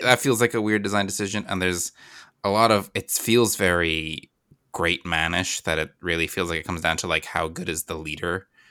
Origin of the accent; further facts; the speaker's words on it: Virginia, United States; growing up in Virginia